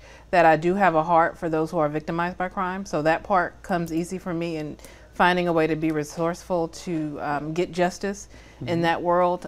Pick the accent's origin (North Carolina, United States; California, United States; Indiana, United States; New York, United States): California, United States; Oakland; I'm from Oakland, California. Yeah. And I grew up an only child